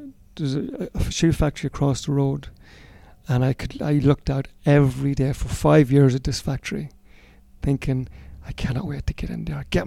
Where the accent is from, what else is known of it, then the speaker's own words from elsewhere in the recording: Cootehill, County Cavan, Ireland; In Coothill and Cavan.